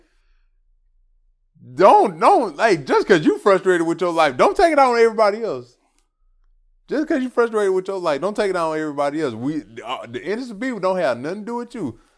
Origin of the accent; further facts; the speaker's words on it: Atlanta, Georgia, United States; Yeah, for sure. I'm from Atlanta.